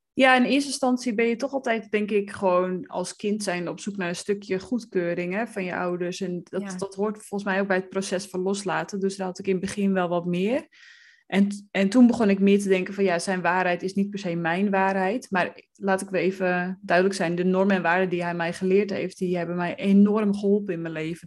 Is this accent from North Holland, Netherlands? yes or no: yes; West Friesland, North Holland, Netherlands; ik ben opgegroeid in West-Friesland